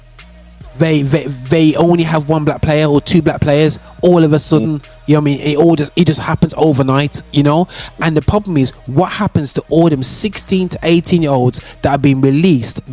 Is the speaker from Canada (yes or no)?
no; Birmingham, West Midlands, United Kingdom; I grew up in Great Barr, but all I was in Handsworth every week playing football